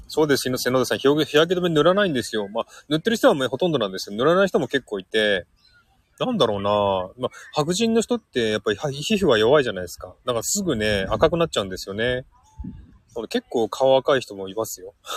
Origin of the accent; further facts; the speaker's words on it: Saitama, Japan; moved away as an adult; now in Sydney, Australia; うちの実家が埼玉なので、埼玉に帰ります。